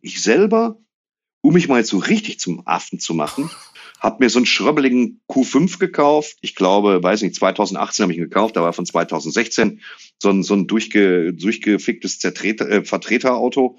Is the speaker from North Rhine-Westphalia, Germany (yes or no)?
yes; Dortmund, North Rhine-Westphalia, Germany; now in Waltrop, Germany; ich bin in Ewing geboren worden, auf der Couch von meiner Oma